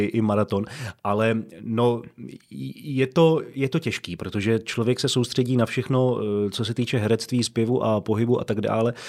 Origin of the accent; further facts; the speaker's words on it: Pardubice, Pardubice Region, Czechia; v Pardubicích, odkud pocházím